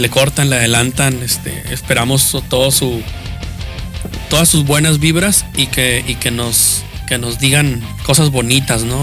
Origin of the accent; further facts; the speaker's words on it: Guadalupe, Nuevo León, Mexico; Yo soy de Guadalupe, en mi colonia quedan señores cholos, pero niños